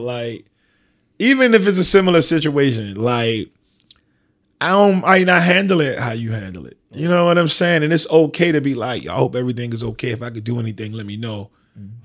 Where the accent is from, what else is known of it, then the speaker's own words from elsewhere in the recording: Baltimore, Maryland, United States; I'm from down the hill